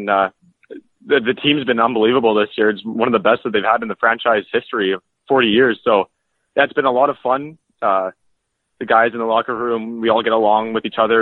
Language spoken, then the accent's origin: English; Beaumont, Alberta, Canada; I'm from Beaumont, Alberta, which is about 10 minutes south of Edmonton